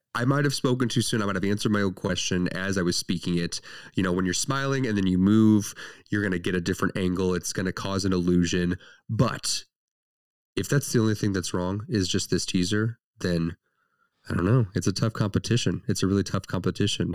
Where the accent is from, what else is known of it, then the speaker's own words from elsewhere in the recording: St. Louis, Missouri, United States; we are from Saint Louis